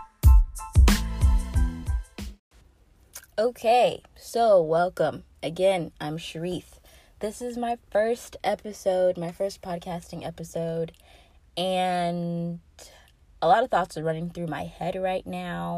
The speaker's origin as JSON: {"language": "English", "region": "North Carolina", "country": "United States", "tie": "born or raised there", "said": "I grew up in the South. I'm from North Carolina."}